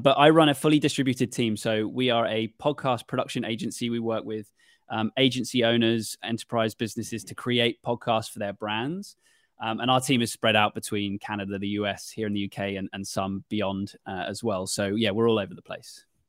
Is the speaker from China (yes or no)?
no; United Kingdom; as a Brit